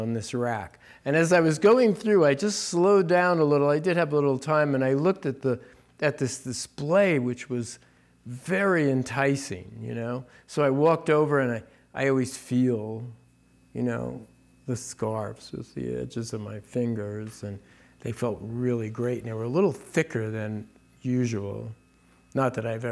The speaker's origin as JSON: {"language": "English", "region": "New Jersey", "country": "United States", "tie": "born or raised there", "also_born_or_lived": "New York City", "moved": "as an adult", "said": "when I moved out west, I grew up in New Jersey. My parents were in New Jersey"}